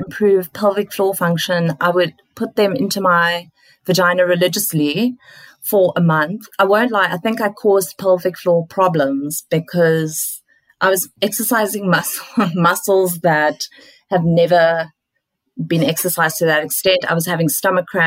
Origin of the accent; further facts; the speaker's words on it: South Africa; now in Australia; as a South African